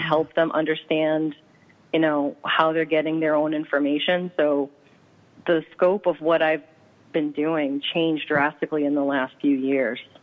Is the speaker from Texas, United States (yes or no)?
no; Medford, Massachusetts, United States; I grew up in Medford